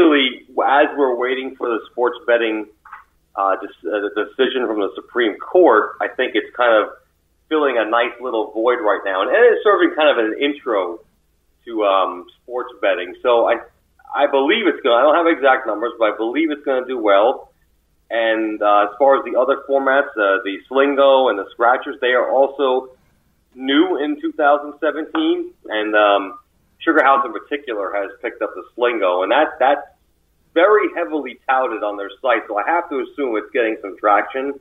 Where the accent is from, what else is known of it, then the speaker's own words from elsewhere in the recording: United States; being an American